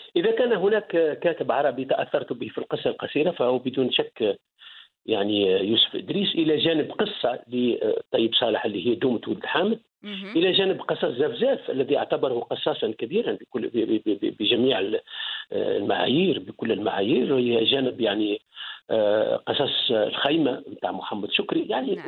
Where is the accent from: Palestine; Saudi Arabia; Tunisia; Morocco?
Tunisia; Kairouan Governorate; moved away as an adult; also born or lived in Germany; نحن في الوسط التونسي